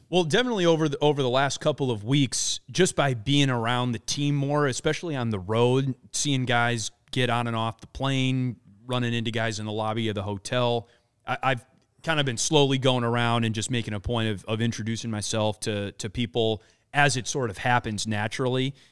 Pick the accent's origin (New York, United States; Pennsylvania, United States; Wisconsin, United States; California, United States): Wisconsin, United States; I grew up in Wisconsin, grew up a uh, a big Milwaukee Brewers fan